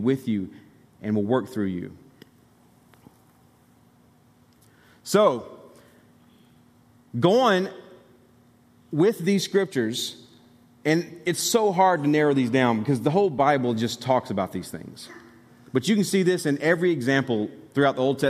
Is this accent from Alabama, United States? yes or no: yes; Alabama, United States; moved away as an adult; also born or lived in Tennessee; I was from Alabama